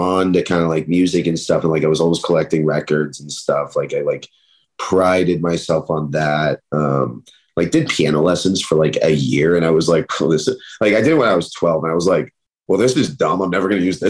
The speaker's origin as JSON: {"language": "English", "town": "Portland", "region": "Oregon", "country": "United States", "tie": "born or raised there", "also_born_or_lived": "Eugene, Oregon", "moved": "as an adult", "lives_now": "Los Angeles, United States", "said": "was born and raised in Portland, Oregon. Kind of bounced between there and then Eugene, Oregon."}